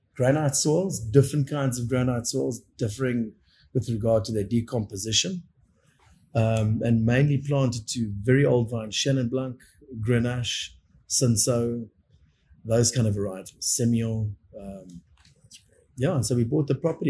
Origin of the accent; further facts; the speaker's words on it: Cape Town, Western Cape, South Africa; also born or lived in Stellenbosch; now in Swartland, South Africa; I grew up in Constantia in that wine culture, then moved to Stellenbosch.